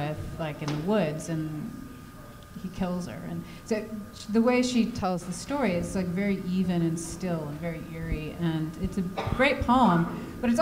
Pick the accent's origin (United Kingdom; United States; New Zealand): United States; moved away; I'm American.